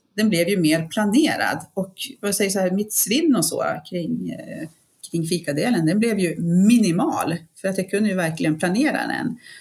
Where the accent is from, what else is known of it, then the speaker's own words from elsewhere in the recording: Piteå, Norrbotten County, Sweden; now in Jämtland, Sweden; jag är uppväxt uppe i Piteå